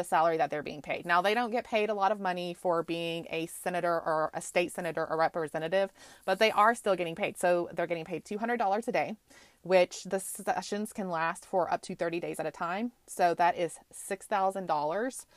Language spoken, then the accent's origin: English; Texas, United States; moved away; I grew up in Texas my entire life. Most of my family is still there.